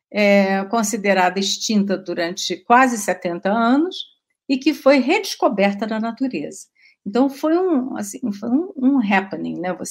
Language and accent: Portuguese; São Paulo, Brazil; born there; a gente nasceu no Pontal do Paranapanema, que é no extremo oeste do estado de São Paulo.